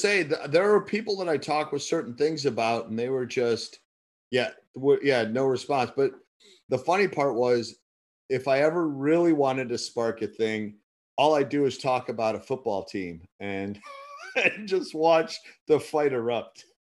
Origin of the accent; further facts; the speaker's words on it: United States; as an American trying to do business when I was there